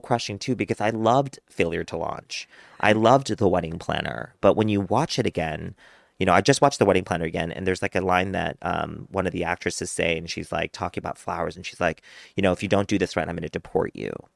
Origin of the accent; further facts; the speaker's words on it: United States; being Korean American, growing up in a white community